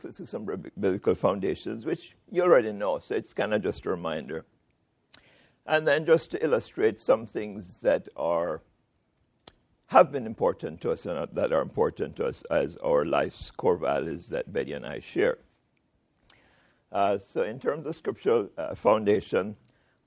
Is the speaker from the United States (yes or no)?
no; Jamaica; I am a Jamaican